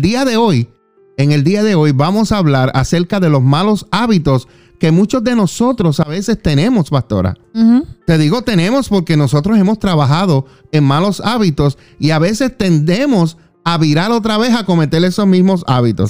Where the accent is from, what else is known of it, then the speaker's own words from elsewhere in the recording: Juana Díaz, Puerto Rico; Yo soy de Puerto Rico, de Juana Díaz.